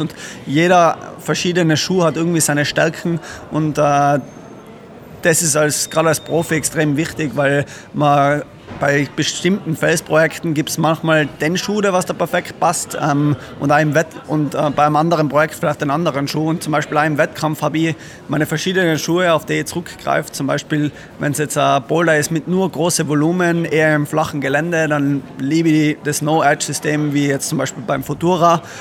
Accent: Innsbruck, Tyrol, Austria; bei uns in Innsbruck

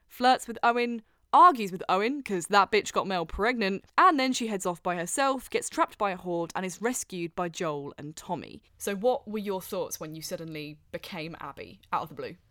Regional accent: Wellingborough, East Midlands, United Kingdom; born or raised there

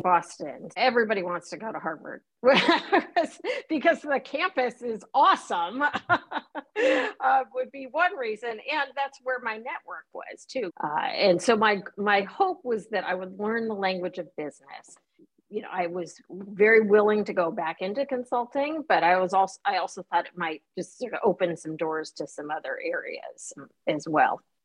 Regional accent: Chicago, Illinois, United States; also born or lived in Saigon, Vietnam; I grew up in the Chicagoland area

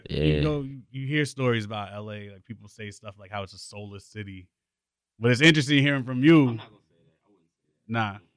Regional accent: New York, United States; I'm from New York

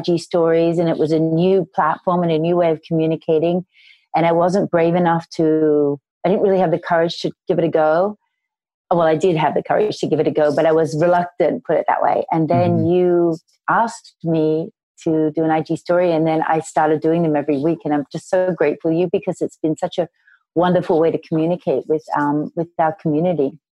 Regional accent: Sydney, New South Wales, Australia; I grew up in Sydney, Australia

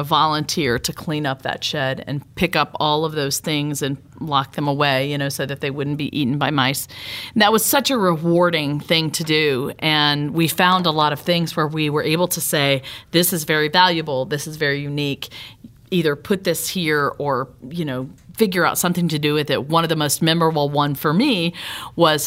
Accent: Laurel, Mississippi, United States; moved away; began this Veterans Museum in my hometown of Laurel, Mississippi

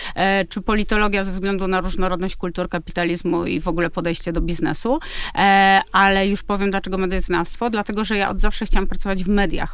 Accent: Kraków, Lesser Poland, Poland; Ja jestem z Krakowa

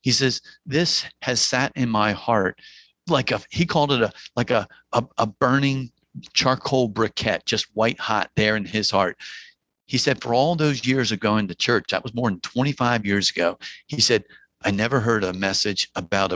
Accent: New Jersey, United States; accent: Jersey twang; I'm from New Jersey, so I'm going to paraphrase with a little bit of a Jersey twang

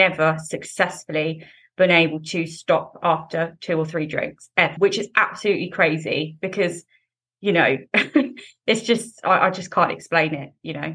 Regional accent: England, United Kingdom; So I live in England. So I grew up in England and I'm 26 years old.

